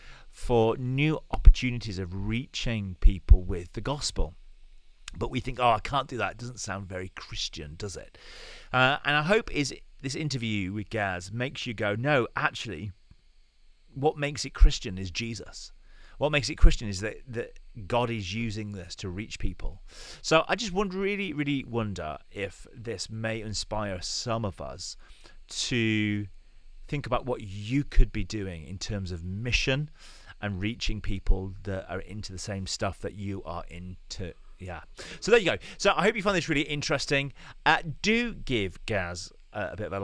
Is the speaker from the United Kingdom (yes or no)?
yes; Normanton, Yorkshire and the Humber, United Kingdom; also born or lived in Castleford / Pontefract; I grew up in Normanton, Castleford, and Pontefract.